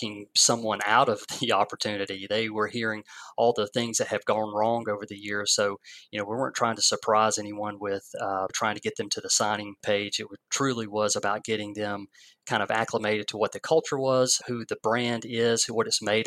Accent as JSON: {"language": "English", "town": "Watkinsville", "region": "Georgia", "country": "United States", "tie": "born or raised there", "said": "the same town that I grew up in Oconee County"}